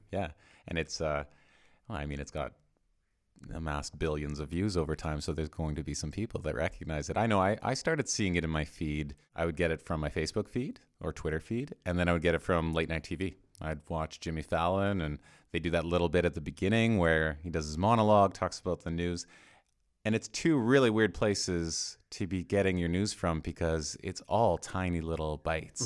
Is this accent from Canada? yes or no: yes; Edmonton, Alberta, Canada; I grew up in Edmonton in Canada